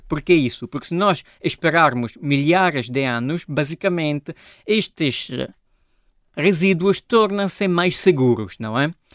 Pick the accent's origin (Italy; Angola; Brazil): Italy; Portuguese is a second language; moved away as an adult; also born or lived in Genoa, Italy; now in Lisbon, Portugal; sou italiano